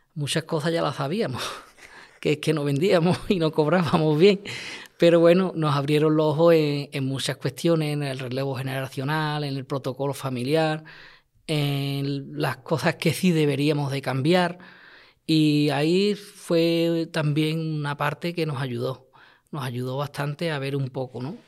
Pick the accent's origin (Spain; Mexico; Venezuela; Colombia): Spain; Lantejuela, Andalusia; mi pueblo